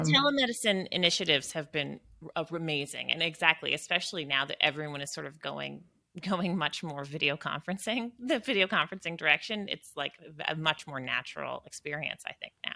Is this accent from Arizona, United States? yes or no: no; Western Maine, United States; moved away; born and raised in Western Maine